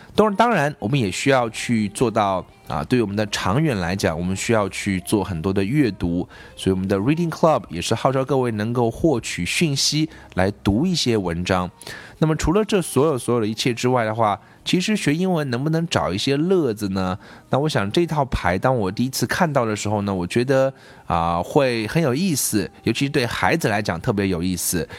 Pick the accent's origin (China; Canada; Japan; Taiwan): China; 我们中国人学的是另外一套体系，是用音标